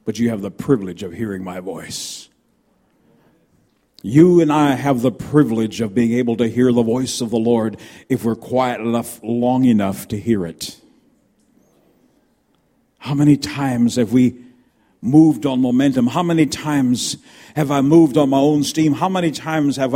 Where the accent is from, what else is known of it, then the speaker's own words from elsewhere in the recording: United States; moved away; also born or lived in Canada; I'm an American by birth. I'm also Canadian